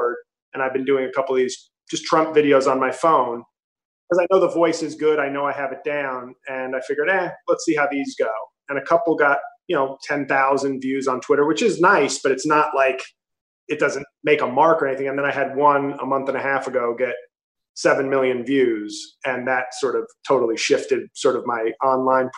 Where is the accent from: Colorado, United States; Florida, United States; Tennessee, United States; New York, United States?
New York, United States; New York City; moved away as an adult; now in New Jersey, United States; I'm from New York City, but I now live in Jersey.